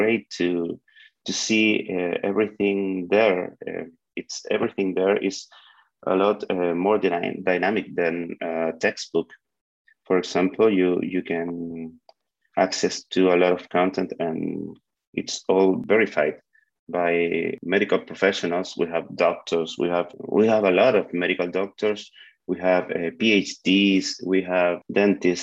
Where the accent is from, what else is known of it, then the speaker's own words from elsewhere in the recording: Chile; I'm from Chile.